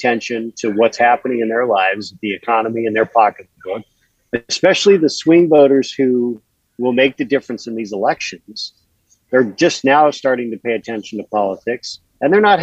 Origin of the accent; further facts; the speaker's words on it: Show Low, Arizona, United States; growing up in Sholo